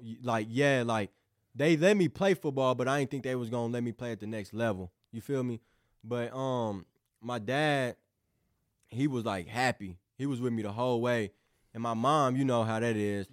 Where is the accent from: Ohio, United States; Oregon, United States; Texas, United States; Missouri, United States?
Missouri, United States; New Madrid; also born or lived in Caruthersville, Missouri; now in Festus, United States; I came from New Madrid